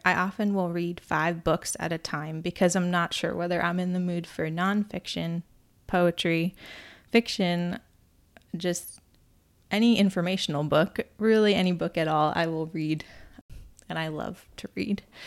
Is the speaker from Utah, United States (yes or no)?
no; near Cape Cod, Massachusetts, United States; I grew up near Cape Cod